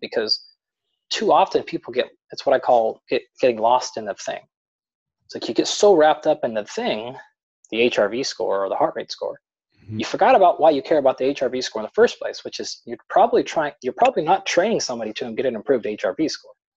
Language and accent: English; Pacific Northwest, United States; I grew up in the Pacific Northwest, so in the United States out here.